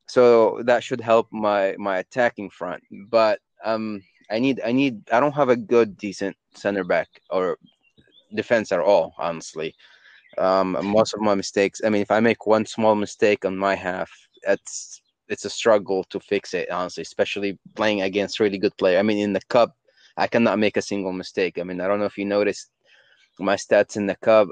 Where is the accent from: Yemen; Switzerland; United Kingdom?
Yemen; I'm from Yemen